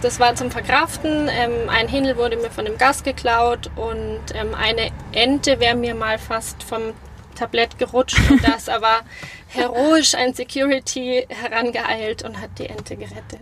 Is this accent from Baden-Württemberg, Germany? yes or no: no; Munich, Bavaria, Germany; gebürtige Münchnerin